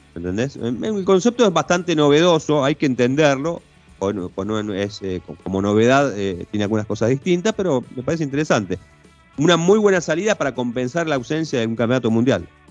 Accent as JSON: {"language": "Spanish", "country": "Argentina", "said": "aquí a los argentinos."}